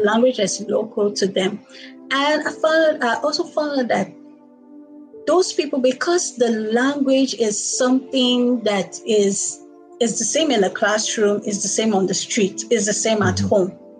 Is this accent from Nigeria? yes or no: yes; Nigeria; first language Igbo; English is a second language; I was born in Nigeria. I've lived in Nigeria all my life